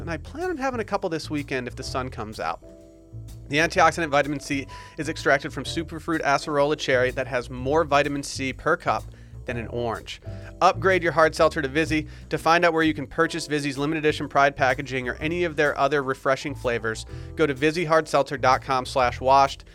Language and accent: English; Harbor Springs, Michigan, United States; now in Austin, United States; my hometown of Harbor Springs, Michigan